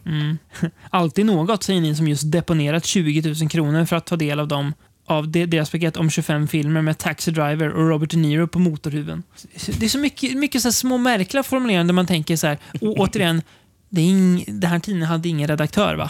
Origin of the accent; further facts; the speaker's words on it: Degerfors / Karlskoga, Örebro County, Sweden; orterna där vi växte upp